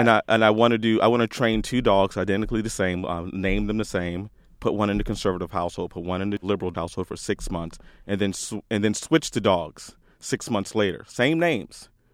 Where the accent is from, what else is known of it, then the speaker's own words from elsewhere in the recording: DC area, Northern Virginia, United States; moved away; also born or lived in Austin, Texas; originally from Northern Virginia, D C area. I left there two thousand four, moved to Austin, Texas.